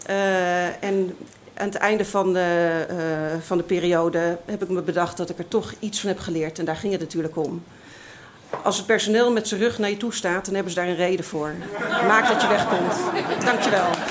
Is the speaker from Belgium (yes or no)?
no; Amsterdam, North Holland, Netherlands; ik uit Amsterdam kwam